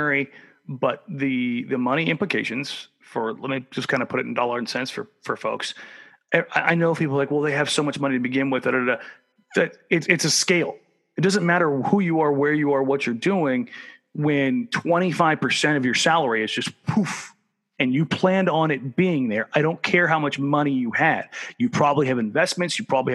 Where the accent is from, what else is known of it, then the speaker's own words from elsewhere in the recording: Southern California, United States; now in Oregon, United States; I'm from Southern California